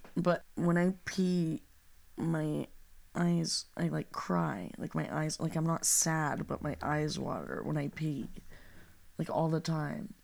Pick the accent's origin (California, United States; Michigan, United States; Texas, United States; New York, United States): California, United States; Los Angeles; we are from the San Fernando Valley